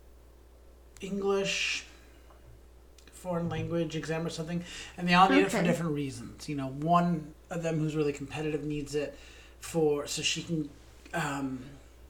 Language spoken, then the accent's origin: English; United States; we're American